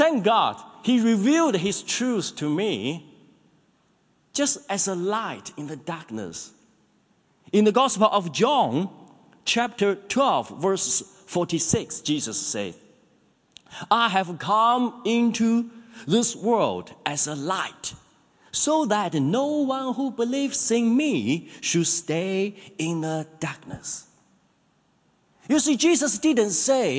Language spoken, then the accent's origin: English; China; now in New Zealand; I'm one of the pastors in this church. I grew up in China